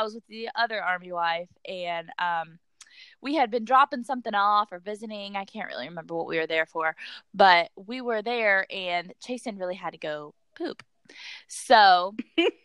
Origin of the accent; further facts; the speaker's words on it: Jamestown, United States; moved away as an adult; now in Fort Campbell, United States; I told myself when I left Jamestown, I was starting a new life